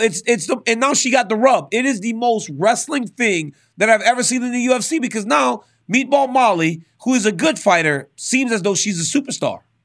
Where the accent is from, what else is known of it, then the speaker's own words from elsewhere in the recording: Louisiana, United States; growing up in Louisiana